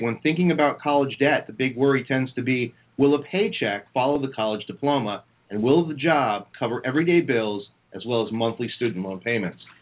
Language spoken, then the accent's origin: English; New Jersey, United States; I'm from North Jersey where there's a mall every five steps